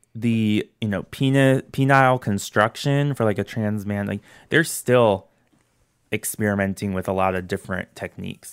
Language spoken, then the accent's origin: English; St. Louis, Missouri, United States; I'm born and raised in Saint Louis.